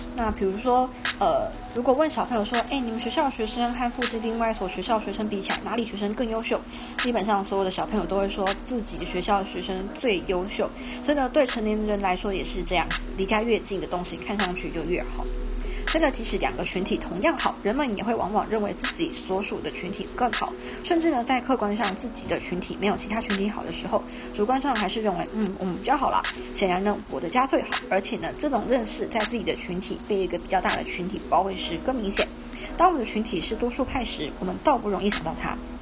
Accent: Taiwan; 我们是台湾人

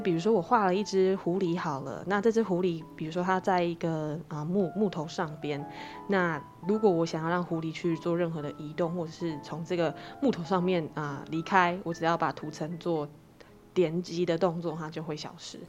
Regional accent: Caotun, Nantou County, Taiwan; 我们是南投人，那嗯。我们其实住在草屯

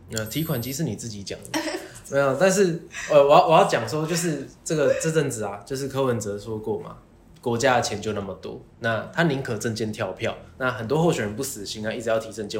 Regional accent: Taipei, Taiwan; 我个人从小在内湖南港长大

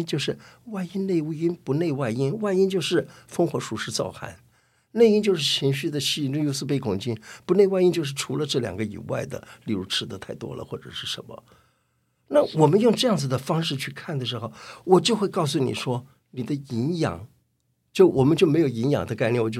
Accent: China; 什么是自己治疗的方法？我们中国人真的有哎

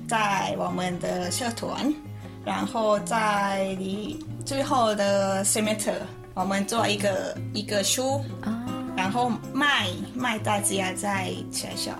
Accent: Nakhon Si Thammarat, Thailand; Chinese is a second language; 那康西他玛拉。

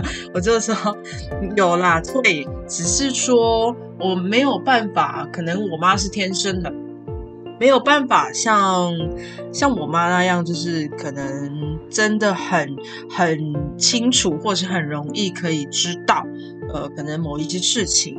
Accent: Pingtung County, Taiwan; 我们是屏东人，那那个时候我，我家就是住在一间学校的斜对面

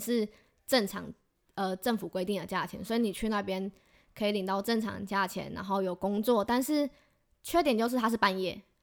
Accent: Taiwan; moved away as an adult; also born or lived in South Korea; 我是台湾人啊

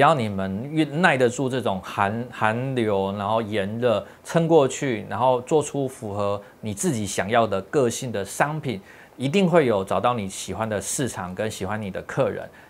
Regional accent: Tainan, Taiwan; moved away; also born or lived in Japan / Taipei; 我们从日本搬回来台湾的时候，还，我还在台北工作哦。那一年之后再搬回来台南

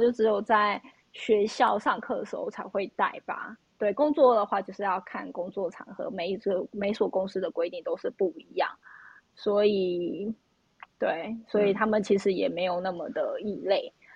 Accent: Taiwan; moved away; also born or lived in United States; 我是从台湾来的

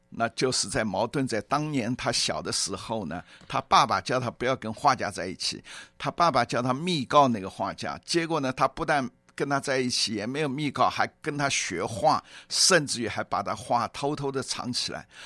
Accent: Shanghai, China; moved away; also born or lived in Zhejiang; 我本籍是浙江，但是一直从小在上海

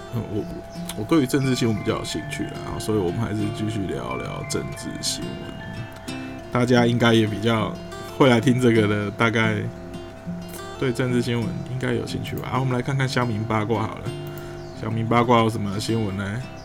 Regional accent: Taiwan; 我们台湾人

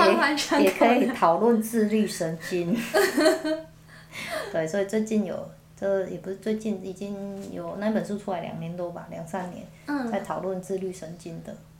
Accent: Taiwan; 所以我觉得这是我们台湾人自己很多没有在。

